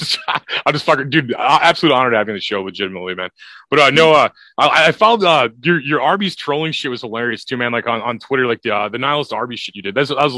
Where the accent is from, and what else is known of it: St. Louis area, Missouri, United States